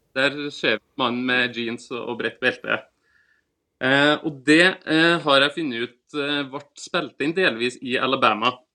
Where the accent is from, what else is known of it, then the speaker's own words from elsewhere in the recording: Levanger, Trøndelag, Norway; accent: Trøndersk; now in Asker, Norway; Men jeg er jo egentlig trønder